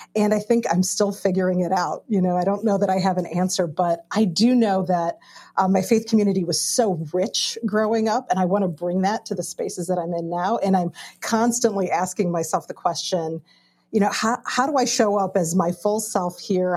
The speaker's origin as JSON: {"language": "English", "town": "Chicago", "region": "Illinois", "country": "United States", "tie": "born or raised there", "said": "I grew up in Chicago"}